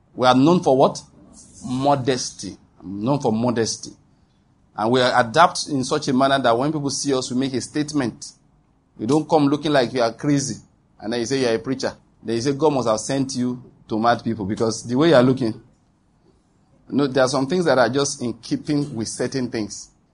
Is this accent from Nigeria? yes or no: yes; Nigeria; That is being a Nigerian